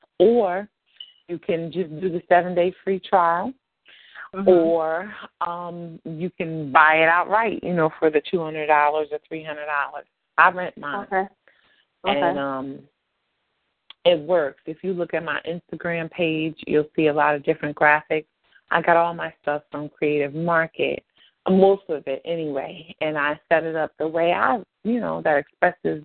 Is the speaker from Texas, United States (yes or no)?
no; Ocean County, New Jersey, United States; We're both from Ocean County